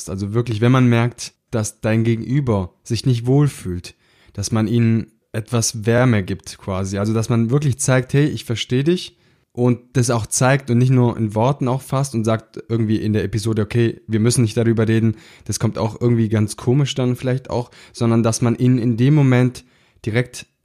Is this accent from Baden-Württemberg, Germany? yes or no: yes; Baden-Württemberg, Germany; So sagt man das bei uns im Schwabenland.